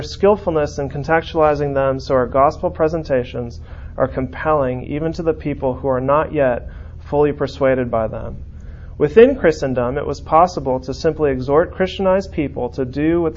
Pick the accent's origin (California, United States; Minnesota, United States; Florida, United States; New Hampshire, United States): California, United States; San Francisco; I grew up in San Francisco